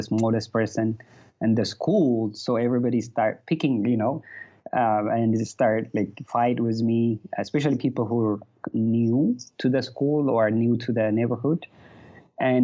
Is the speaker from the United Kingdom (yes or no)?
no; Addis Ababa, Ethiopia; I was raised in Addis, specifically around Bambi's area